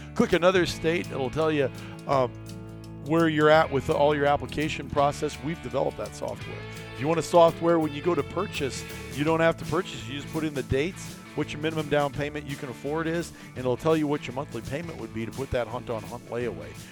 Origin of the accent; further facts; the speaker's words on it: Iowa, United States; moved away as an adult; Iowa, growing up. I left there in eighteen when I was eighteen years old